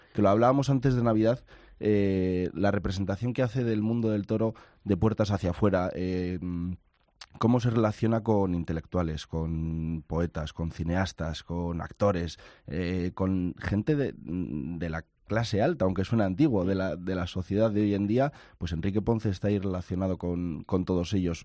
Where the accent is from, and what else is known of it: Burgos, Castile and León, Spain